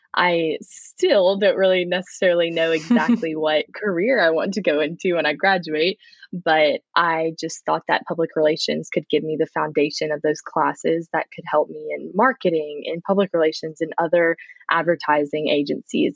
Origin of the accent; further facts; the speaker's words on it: Frisco, Texas, United States; moved away as an adult; also born or lived in Plano, Texas; I'm from Frisco, Texas. It's kind of in the Dallas area. Um, I was born in Plano, which, but I've always just been in the Dallas suburb area.